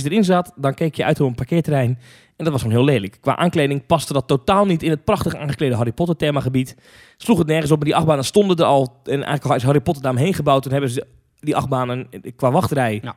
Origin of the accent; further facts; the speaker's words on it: Hendrik-Ido-Ambacht, South Holland, Netherlands; also born or lived in Zwijndrecht; ik ben geboren in Zwijndrecht. Nou. En eh, opgegroeid in Hendrikje de Ambacht, dicht ernaast.